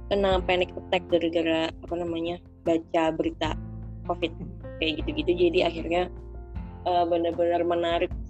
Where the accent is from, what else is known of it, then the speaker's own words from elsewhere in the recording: Sleman, Special Region of Yogyakarta, Indonesia; Hmm, asli kok aku asli Jogja, asli Sleman.